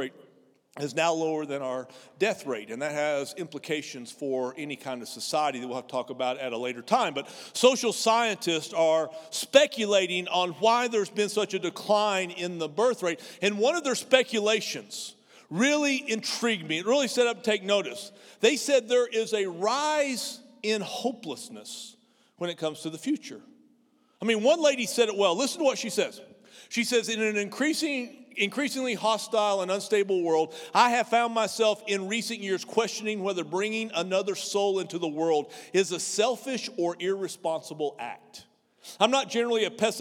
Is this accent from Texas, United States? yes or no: yes; near Amarillo, Texas, United States; I grew up in 50 miles from a nuclear weapons assembly plant called Pantex outside of Amarillo